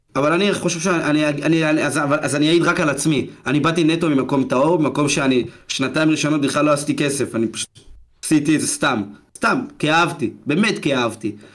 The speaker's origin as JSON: {"language": "Hebrew", "town": "Ashdod", "region": "Southern District", "country": "Israel", "said": "ילד בן, בן 17 מאשדוד, בבית ספר"}